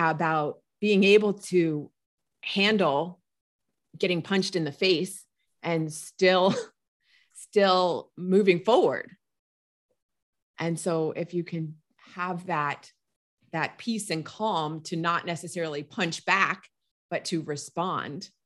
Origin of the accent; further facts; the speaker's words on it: United States; as an American